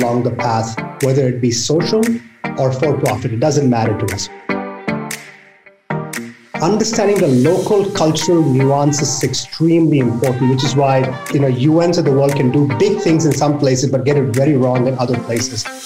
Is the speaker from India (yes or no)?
yes; India; now in United States; I grew up in India where poverty was in my face